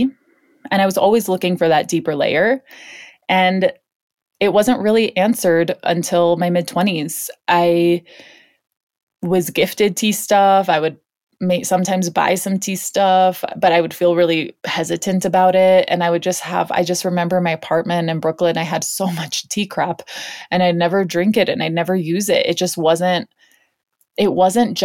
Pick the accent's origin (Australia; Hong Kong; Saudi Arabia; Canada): Hong Kong; moved away; I grew up in Hong Kong